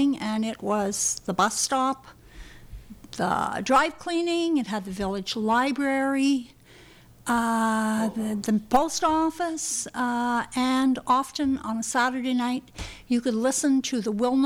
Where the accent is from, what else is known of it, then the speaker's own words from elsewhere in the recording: Brudenell, Ontario, Canada; we were growing up in Brudenell